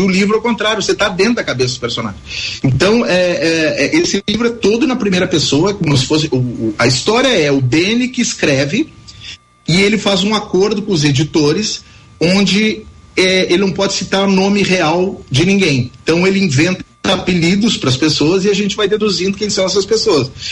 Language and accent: Portuguese; Tupanciretã, Rio Grande do Sul, Brazil; moved away; eu nunca morei em Tupaciretê, eu nasci em Tupaciretê, mas morei pra, na, na fazenda até os seis anos de idade